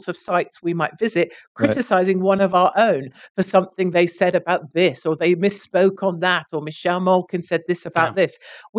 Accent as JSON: {"language": "English", "country": "United Kingdom", "said": "And I'm a Brit."}